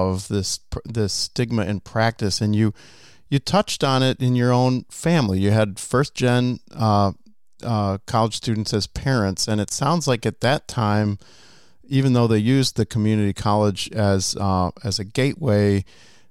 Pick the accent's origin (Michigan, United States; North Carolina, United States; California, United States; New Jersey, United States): Michigan, United States; I'm from Michigan